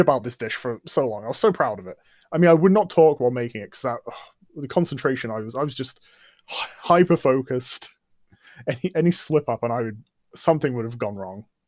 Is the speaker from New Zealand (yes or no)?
no; England, United Kingdom; culture I've grown up in. I mean, we're English